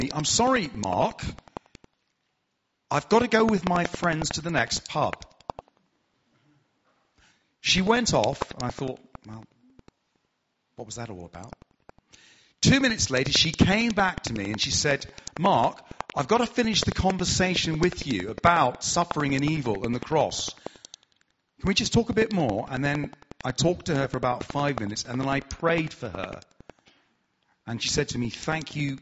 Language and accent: English; Hertfordshire, East of England, United Kingdom; accent: southern; I'm from Hertfordshire, so I'm southern